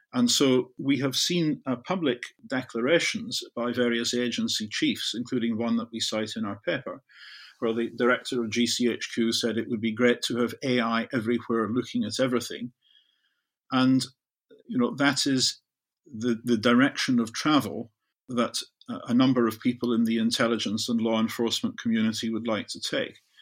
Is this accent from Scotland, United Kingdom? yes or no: yes; the west of Scotland, United Kingdom; I grew up in Zurich in the west of Scotland, where I could see a U S Polaris submarine base a couple of miles away out of my bedroom window.